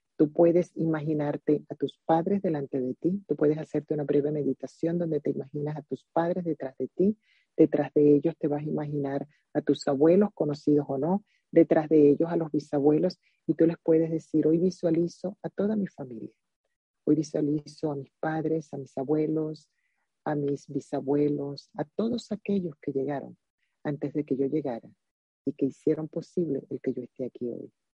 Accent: Zulia, Venezuela; moved away as an adult; also born or lived in Maracaibo; now in United States; siempre seré venezolana

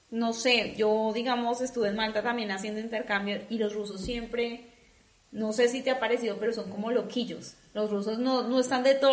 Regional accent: Colombia; now in Munich, Germany

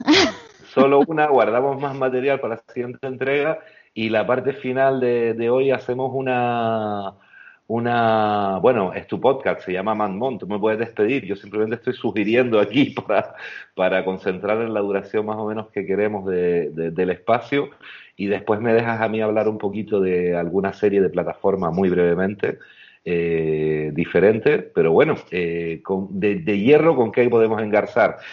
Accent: Canary Islands, Spain; como canarios

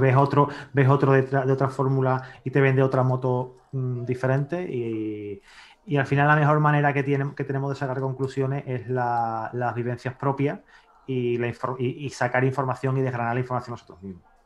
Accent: Seville, Andalusia, Spain; aquí cuando nace te dicen Sevilla o Betis.

